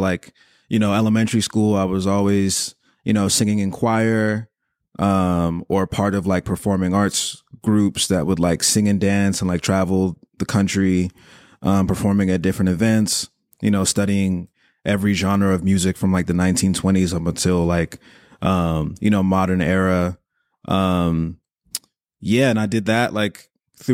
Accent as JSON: {"language": "English", "region": "Maryland", "country": "United States", "tie": "born or raised there", "also_born_or_lived": "United Kingdom", "lives_now": "Los Angeles, United States", "said": "I'm of Nigerian descent, so my family's Nigerian, Yoruba tribe. I lived in the UK until I was like 10 years old, and then I relocated to PG County, Maryland, which is a suburb right outside of Washington, D.C., then moved to L.A. 8 years ago"}